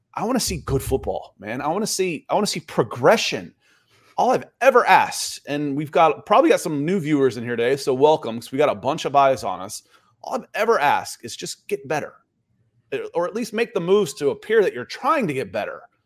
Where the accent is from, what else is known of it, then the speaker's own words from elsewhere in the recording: Atlanta, Georgia, United States; also born or lived in Cleveland; I grew up in Atlanta. I was born in Cleveland